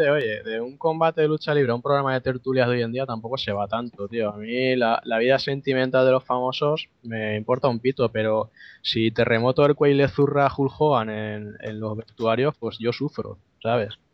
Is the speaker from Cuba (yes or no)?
no; Valencia, Valencian Community, Spain; accent: Valencian; yo voy a pronunciarlo con mi acento inglés de, Valencia, para que avisar de antemano que yo cuando hablo de retro, el, acento de Liverpool no me sale